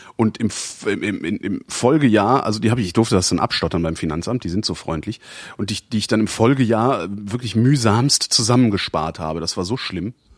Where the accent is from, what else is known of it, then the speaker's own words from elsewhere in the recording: Cologne, North Rhine-Westphalia, Germany; ich bin ja Kölner